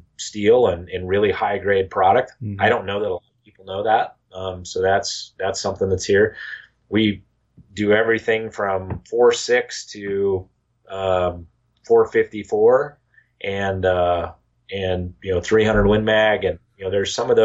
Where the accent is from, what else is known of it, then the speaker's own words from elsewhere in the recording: Idaho, United States; now in Missouri, United States; Growing up in Idaho